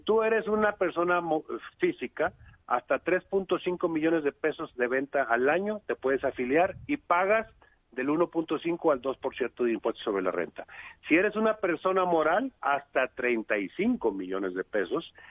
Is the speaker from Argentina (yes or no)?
no; Monterrey, Nuevo León, Mexico; Yo soy de Monterrey